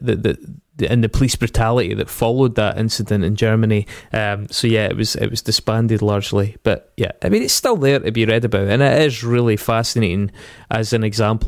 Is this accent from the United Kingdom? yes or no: yes; Scotland, United Kingdom; accent: Scottish